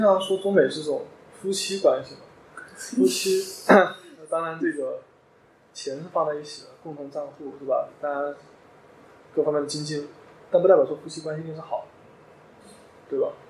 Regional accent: China; moved away as an adult; also born or lived in New York, United States; 就像我们中国人

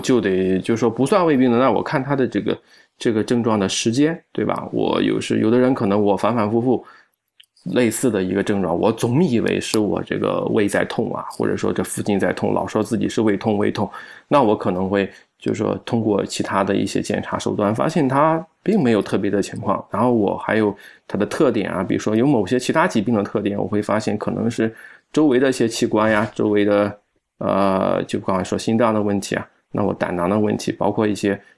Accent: Shandong, China; 我们山东人吃的，这个平均来说，比起其他那个省份来说是比较高的

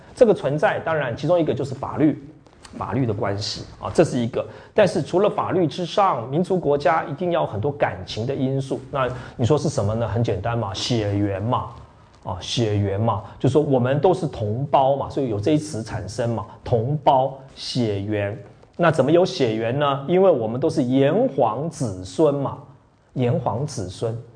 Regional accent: Taiwan; also born or lived in Yonghe, New Taipei; 我们台湾

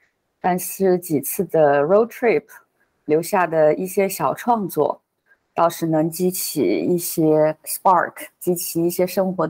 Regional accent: Chengdu, Sichuan, China; moved away as an adult; now in Southern California, United States; 我是成都人，呃，现在在南加州，

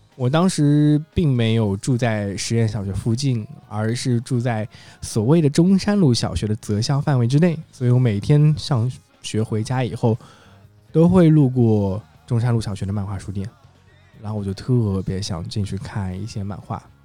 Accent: Jiangshan, Zhejiang, China; 我来自于一个浙江的四线小城市，嗯，它叫做衢州江山。衢州是一个地级市，然后在这个地级市下面有个叫县级市，叫做江山市。为什么会叫江山呢？因为江山这个地方有山有水，山呢就叫江郎山，水呢就叫须江

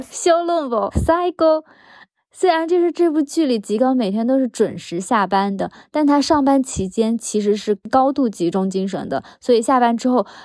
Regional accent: Hunan, China; 我们湖南人家

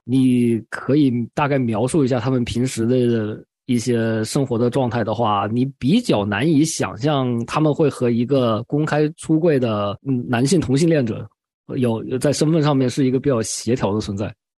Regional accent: China; 我们中国人

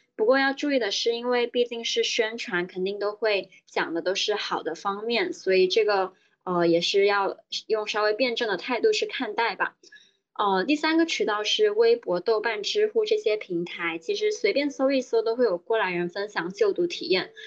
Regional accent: Guangdong, China; moved away as an adult; now in Shanghai, China; 我是广东人，所以当时爸妈是认为觉得去北京太远了，而且他们更希望我留在广东省内

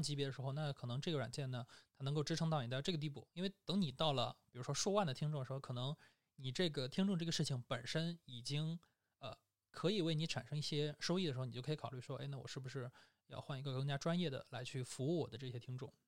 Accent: China; 我们中国人

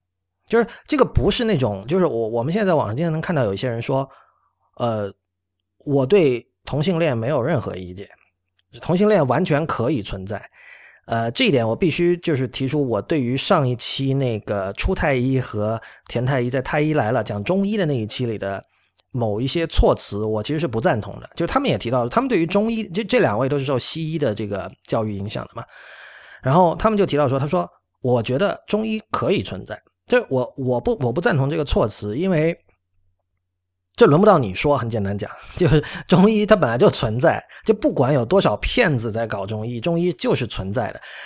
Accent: China; 像我们中国人在以前学到乌托邦

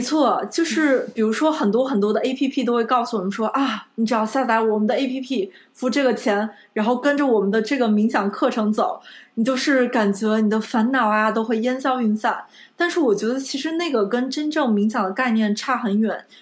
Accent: Beijing, China; moved away as an adult; also born or lived in Fuzhou; 我在北京海淀长大

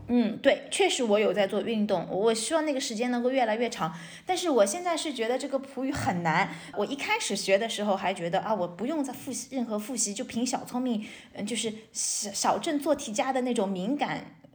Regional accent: China; also born or lived in Shanghai / United States; now in Portugal; 我们中国人

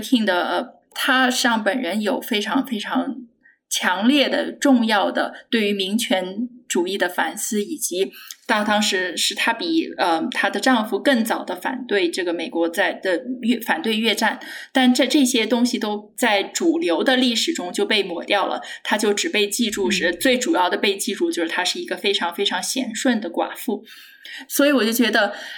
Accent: Anhui, China; moved away; 我是在安徽长大的

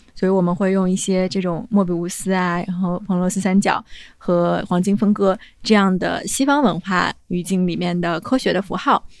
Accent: China; 作为中国人

